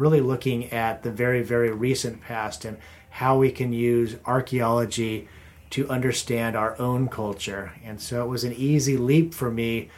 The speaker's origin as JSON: {"language": "English", "region": "Pennsylvania", "country": "United States", "tie": "born or raised there", "moved": "as an adult", "said": "I grew up back east in Pennsylvania"}